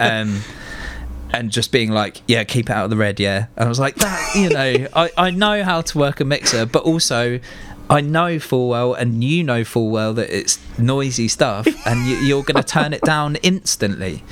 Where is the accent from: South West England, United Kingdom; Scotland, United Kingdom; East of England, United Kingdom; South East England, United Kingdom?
South East England, United Kingdom; Fleet; also born or lived in Hartley Wintney / Reading; growing up in Fleet and like Hartley and putting on shows there